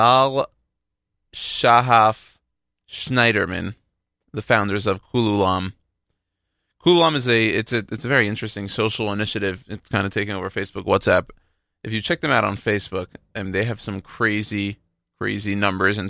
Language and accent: English; Houston, Texas, United States; moved away; I'm from Houston.